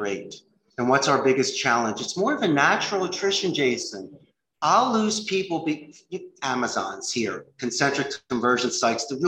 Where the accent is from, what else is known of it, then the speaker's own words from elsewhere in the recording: Philadelphia, Pennsylvania, United States; moved away as an adult; also born or lived in Arizona; now in Costa Rica; I'm from Philadelphia